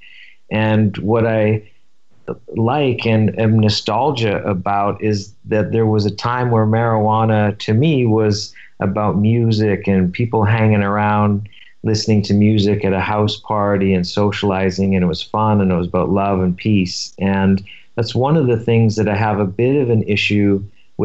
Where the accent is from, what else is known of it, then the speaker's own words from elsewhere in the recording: Vancouver, British Columbia, Canada; now in Silver Lake, Los Angeles, United States; So I grew up in Vancouver, and it was a very hippie